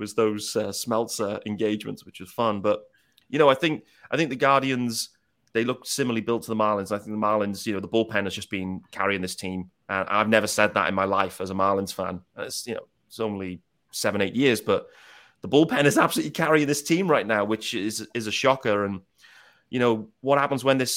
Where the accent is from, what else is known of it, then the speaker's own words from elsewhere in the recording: Liverpool, North West England, United Kingdom; I was born in Liverpool